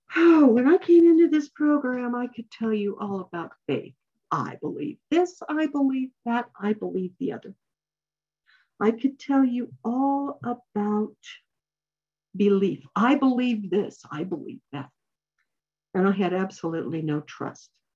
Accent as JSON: {"language": "English", "region": "New Mexico", "country": "United States", "tie": "born or raised there", "said": "I grew up in New Mexico where these things happen"}